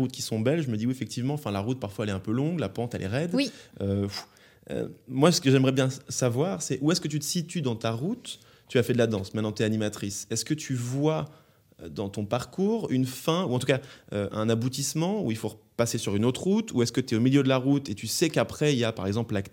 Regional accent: the North, north of France, France; chez nous. dans le nord.

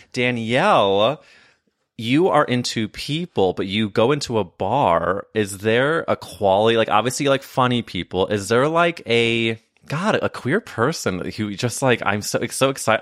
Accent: St. Louis, Missouri, United States; I'm from St. Louis

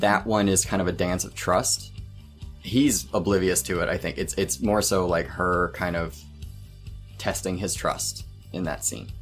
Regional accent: Oklahoma, United States; my home state of Oklahoma

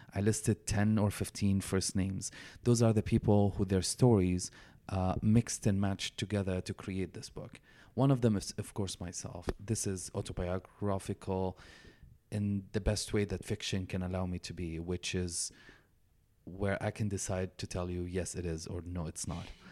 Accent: Damascus, Damascus Governorate, Syria; moved away as an adult; now in Canada; I was born and raised in Damascus, Syria, uh, in a conservative family

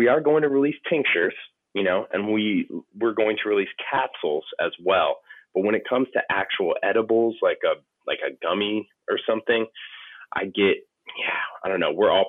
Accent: California, United States; You know, I come from California. I come from the California cannabis industry

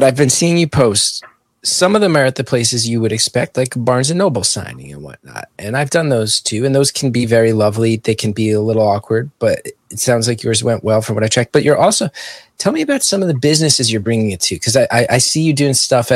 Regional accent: Essex County, New Jersey, United States; moved away as an adult; I grew up in Essex County

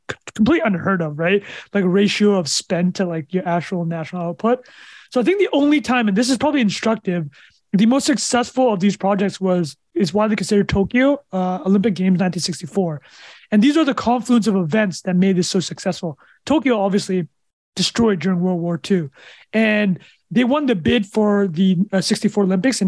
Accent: Canada; I'm Canadian

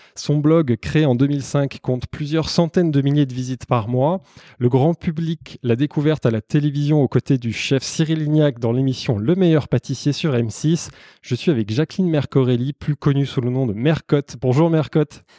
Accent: Savoy, Auvergne-Rhône-Alpes, France; je suis savoyard et ambassadeur Savoie-Mont-Blanc

